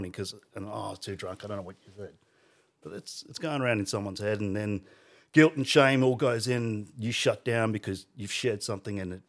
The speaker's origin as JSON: {"language": "English", "town": "Alice Springs", "region": "Northern Territory", "country": "Australia", "tie": "born or raised there", "also_born_or_lived": "Riverina, New South Wales", "said": "we were in the Riverina for primary school. And then I grew up in Alice Springs for all my high school years."}